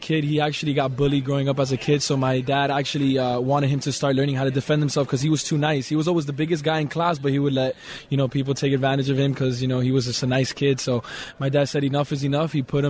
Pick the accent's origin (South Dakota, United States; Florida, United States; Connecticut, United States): Florida, United States; Miami; to bring all that back in my hometown, and then and you know, the Super Bowl is here in where I was born and raised.